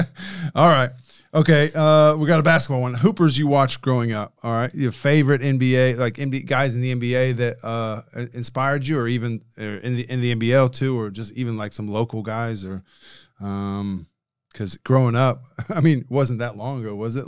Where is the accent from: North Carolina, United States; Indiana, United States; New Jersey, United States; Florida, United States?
Indiana, United States; I'm from Indiana